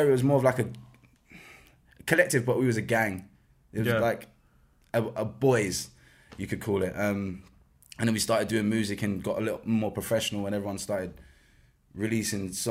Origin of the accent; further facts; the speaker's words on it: London, United Kingdom; West London because I'm from West London, and um, yeah, it was underneath a kebab shop in Rayners